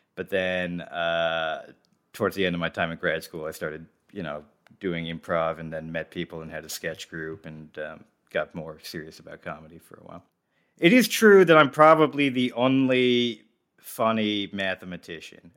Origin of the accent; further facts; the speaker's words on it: suburban New Jersey, United States; I grew up in New Jersey